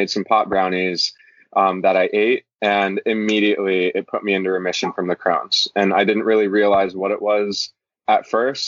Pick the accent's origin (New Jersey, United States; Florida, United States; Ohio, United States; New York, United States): Florida, United States; moved away as an adult; also born or lived in Norway / California; now in Hawaii, United States; I moved from Norway to Florida when I was a kid and lived there until I went to college